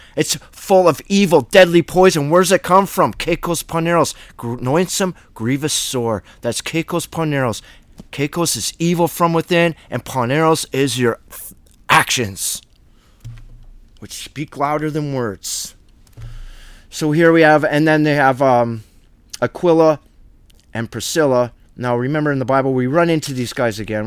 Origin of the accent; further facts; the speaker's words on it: Canada; I was born in Canada by the Great Lakes